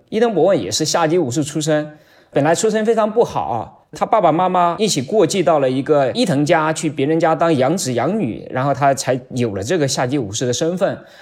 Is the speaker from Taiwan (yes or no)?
no; China; 我们中国人是生活在一个漫长的历史的大一统的这个国家里